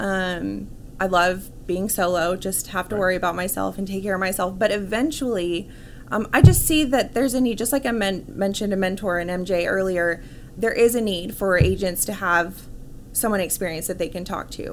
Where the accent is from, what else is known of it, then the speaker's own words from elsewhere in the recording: Irving, Texas, United States; also born or lived in Dallas; I was born and raised in Dallas, right. um, so I grew up in Irving